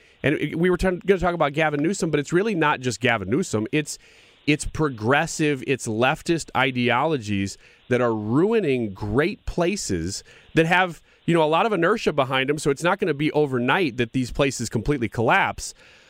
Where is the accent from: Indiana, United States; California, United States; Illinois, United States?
Illinois, United States; Downstate; I'm from Illinois, so I still live in Illinois. Downstate, of course